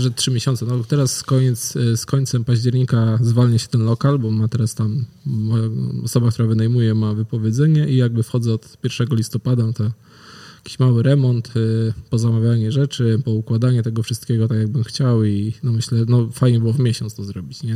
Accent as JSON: {"language": "Polish", "town": "Wągrowiec", "region": "Greater Poland", "country": "Poland", "tie": "born or raised there", "said": "z mojego rodzinnego miasta, z Wągrowca"}